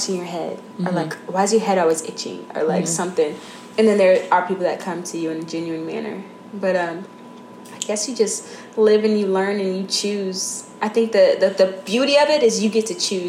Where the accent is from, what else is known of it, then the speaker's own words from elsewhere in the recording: Houston, Texas, United States; I grew up in Houston